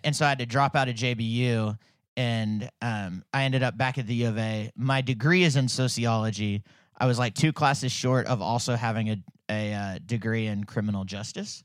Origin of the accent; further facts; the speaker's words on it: Fayetteville, Arkansas, United States; I grew up in Fayetteville. We moved here when I was two